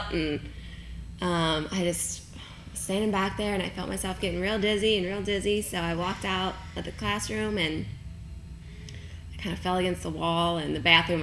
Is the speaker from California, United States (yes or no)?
no; Kentucky, United States; I am from Kentucky